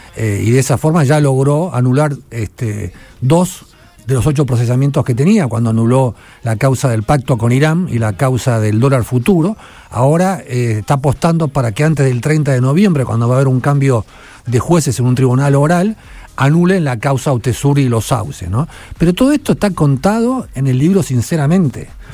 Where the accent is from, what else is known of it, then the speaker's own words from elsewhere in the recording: Argentina; Yo soy el periodista argentino que más premios internacionales ganó